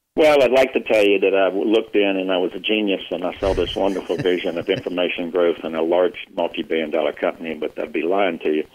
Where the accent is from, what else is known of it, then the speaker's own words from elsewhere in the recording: Union, South Carolina, United States; moved away as an adult; I was born and raised in Union, South Carolina